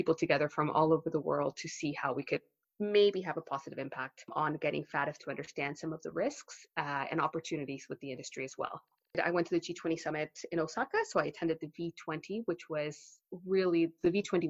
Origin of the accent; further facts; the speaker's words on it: Texas, United States; also born or lived in Mexico / Canada; now in London, United Kingdom; I am Mexican-Canadian. I grew up in Texas